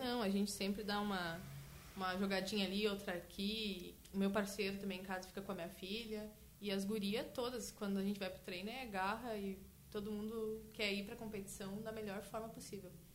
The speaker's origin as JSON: {"language": "Portuguese", "region": "Santa Catarina", "country": "Brazil", "tie": "born or raised there", "moved": "yes", "lives_now": "Canguçu, Brazil", "said": "Eu não sou de Canguçu, sou natural de Santa Catarina"}